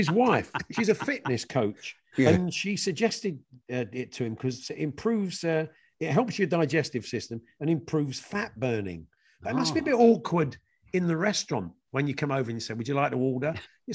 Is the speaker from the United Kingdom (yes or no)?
yes; England, United Kingdom; I'm predominantly English.